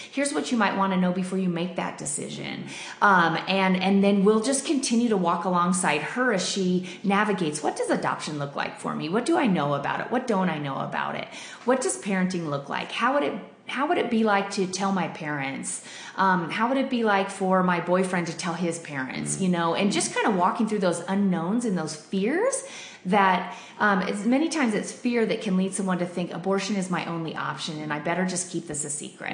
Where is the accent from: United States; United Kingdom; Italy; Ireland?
United States; Denver, Colorado; I grew up in Denver, and I've always loved it here